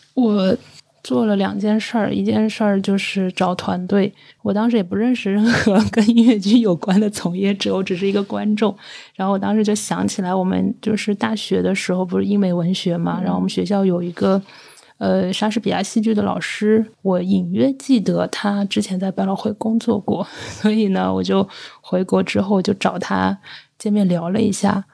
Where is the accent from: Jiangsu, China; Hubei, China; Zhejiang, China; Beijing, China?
Zhejiang, China; 我是浙江人，嗯。就感觉可能那个从商的氛围比较，比较浓重